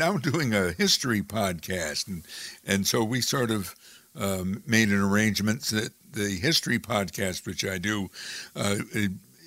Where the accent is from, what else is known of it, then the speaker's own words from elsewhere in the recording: Amsterdam, New York, United States; my hometown of Amsterdam, New York